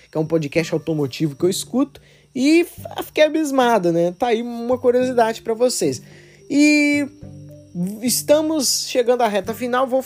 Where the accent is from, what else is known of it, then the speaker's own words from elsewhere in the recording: Betim, Minas Gerais, Brazil; porque eu sou de Betim. Betim é uma cidade industrial